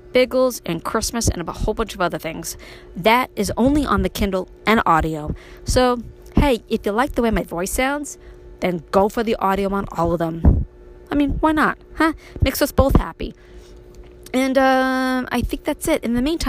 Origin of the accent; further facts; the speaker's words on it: New York City, New York, United States; moved away as an adult; now in Upstate New York, United States; me growing up in Brooklyn